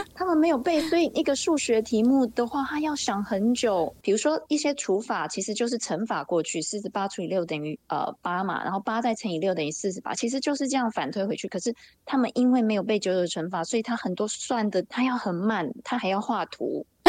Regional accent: Taiwan; now in California, United States; 我们台湾人，我们去那边，我们也不用特别去改掉我们的口音

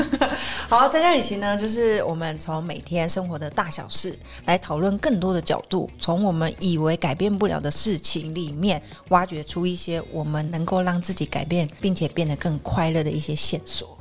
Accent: Taiwan; 身为台湾人

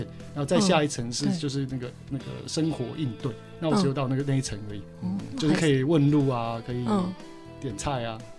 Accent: Taiwan; accent: Taiwanese accent (in English); 我们的英文有台湾腔

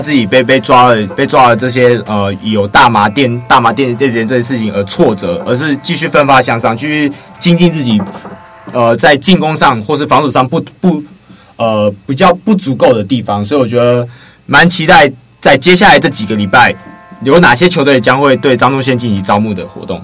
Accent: Miaoli County, Taiwan; 就在苗栗巨蛋体育馆，我的家乡，我的hometown

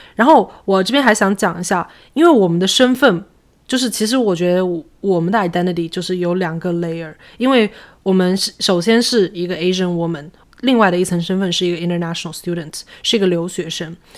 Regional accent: China; moved away as an adult; now in United States; 我小的时候在中国，就是是在广东

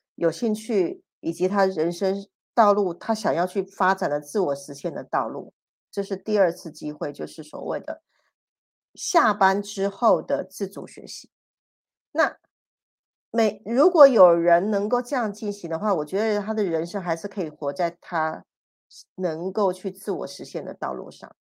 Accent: Taiwan; 我们是外省人，我是外省第二代，我们的骨气是打死是不屈的

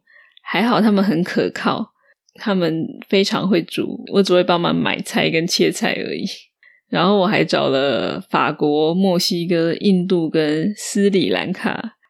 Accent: northern Taiwan, Taiwan; also born or lived in Australia; 因为我的家乡就在北部，所以我不用去中南部过年。

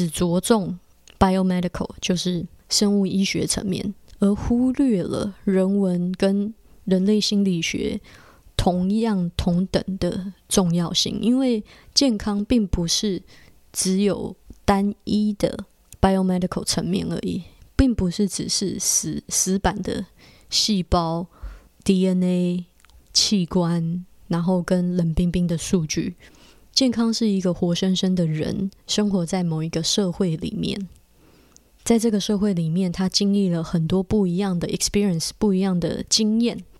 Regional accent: Taiwan; now in Canada; 我是在加拿大，我不是加拿大的原住民，我也不是。好几代都在加拿大的白人，我就是一个从台湾来移民到加拿大的移民家庭

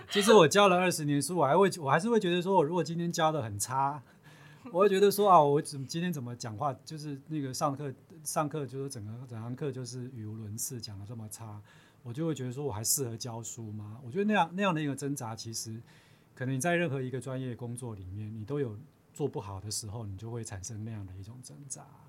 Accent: Chiayi, Taiwan; moved away as an adult; also born or lived in Taipei / United States; 我自己本身就是嘉义人啊

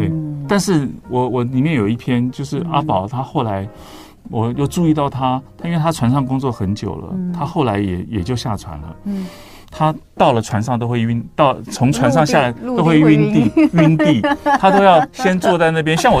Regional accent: Taiwan; 我们我们台湾

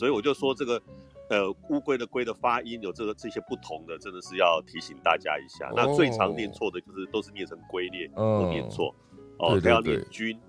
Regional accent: Taiwan; 对啊，其实我是台湾人啊，我讲台语嘛就好诶。

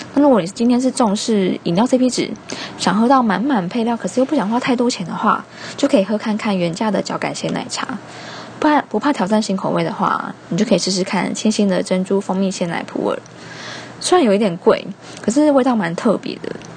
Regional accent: Chiayi, Taiwan; 不过由于后片我呢是土生土长的嘉义人

